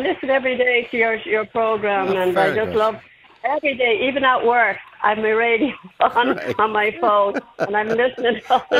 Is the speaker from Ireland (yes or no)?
yes; Dublin, Leinster, Ireland; born there; I'm born in the Liberties.